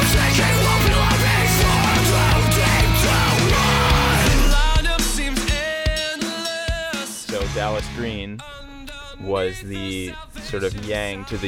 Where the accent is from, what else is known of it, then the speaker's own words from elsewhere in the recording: Whitby, Ontario, Canada; where I grew up in Whitby, Ontario, in that sort of Durham region